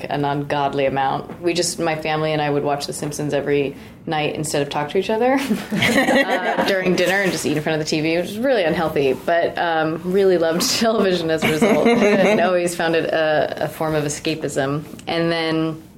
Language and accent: English; Orange County, California, United States; now in Los Angeles, United States; I grew up in Orange County